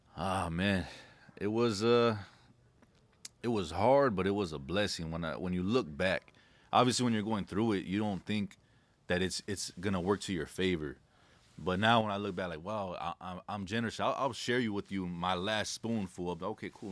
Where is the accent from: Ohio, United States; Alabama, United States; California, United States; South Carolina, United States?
California, United States; La Puente; I grew up in a city called La Puente in California